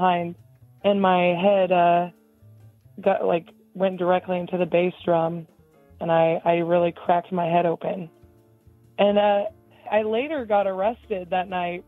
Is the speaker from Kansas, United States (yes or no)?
yes; Kansas, United States; I'm from Kansas